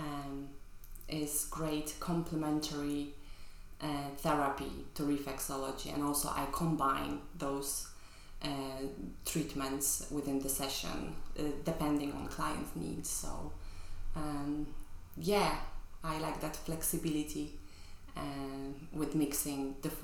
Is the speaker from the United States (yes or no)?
no; Poland; moved away as an adult; now in London, United Kingdom; I grew up in Poland in the 80s, 90s.